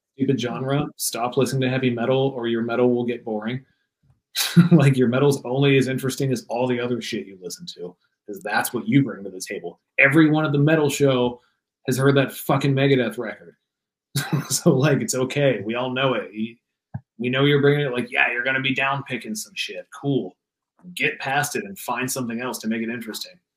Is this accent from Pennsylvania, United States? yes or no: yes; Pennsylvania, United States; also born or lived in Washington; now in Los Angeles, United States; kicked it in Pittsburgh for a couple days. Like got sick of my hometown, went to Pittsburgh